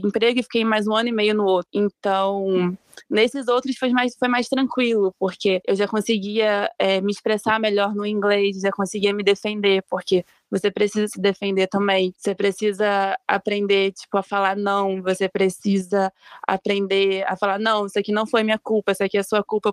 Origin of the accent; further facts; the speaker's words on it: interior of Rio de Janeiro state, Brazil; moved away as an adult; eu sou do interior do Rio e tal, então é mais quente